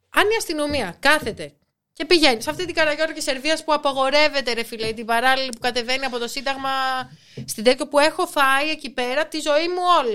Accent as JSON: {"language": "Greek", "town": "Nafpaktos", "region": "Western Greece", "country": "Greece", "tie": "born or raised there", "said": "Εγώ που μεγάλωσα στην Αύπακτο"}